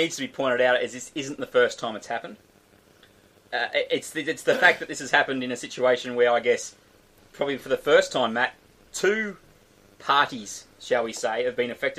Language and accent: English; New South Wales, Australia; I'm a New South Welshman, I'm Australian